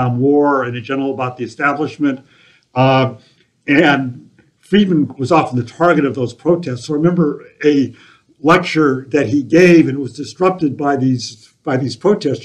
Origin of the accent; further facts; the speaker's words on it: Akron, Ohio, United States; also born or lived in New Zealand; I came back when I was 6 years old, and then continued on then in a suburb of Akron, Ohio. So that's where I went to high school.